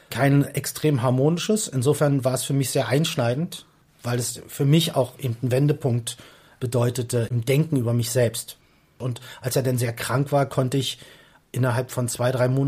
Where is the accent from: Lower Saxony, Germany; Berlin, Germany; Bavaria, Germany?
Berlin, Germany; accent: Berlin; Oh, bin Westberliner, ich komme aus Reinickendorf.